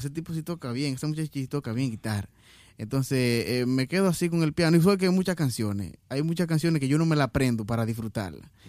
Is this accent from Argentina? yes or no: no; Puñal, Santiago, Dominican Republic; Yo soy de Puñal.